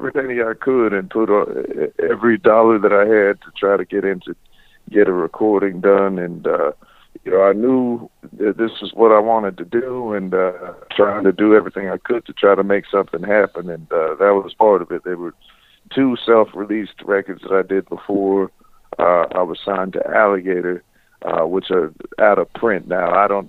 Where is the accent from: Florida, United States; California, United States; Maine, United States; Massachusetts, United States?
Florida, United States; I didn't inherit the fancy accent. I was born in Florida.